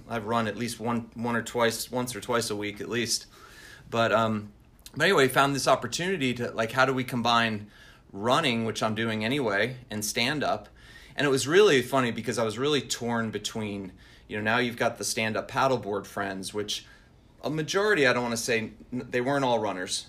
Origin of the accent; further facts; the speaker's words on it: Long Island, New York, United States; moved away as an adult; I'm originally from north the Northeast, so I grew up in New York